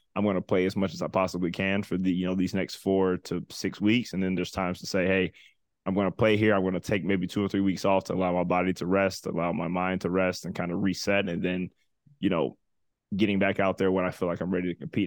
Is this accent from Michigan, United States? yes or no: no; Atlanta, Georgia, United States; growing up in Atlanta